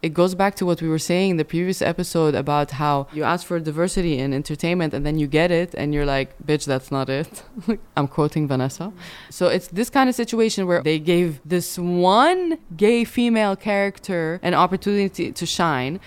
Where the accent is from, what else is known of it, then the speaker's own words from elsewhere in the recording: Sharjah, United Arab Emirates; moved away; also born or lived in Dubai; growing up in Sharjah, Dubai